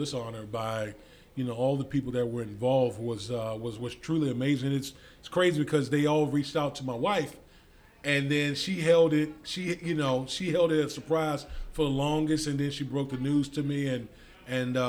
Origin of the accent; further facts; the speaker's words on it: Beaverdam, Virginia, United States; I grew up out in the country. I grew up in Beaverdam.